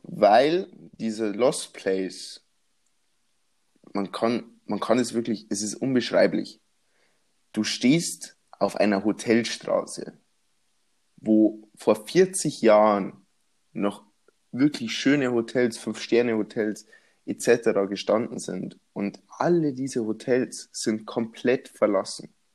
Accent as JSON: {"language": "German", "region": "Bavaria", "country": "Germany", "accent": "Bavarian", "said": "ich komme aus Bayern"}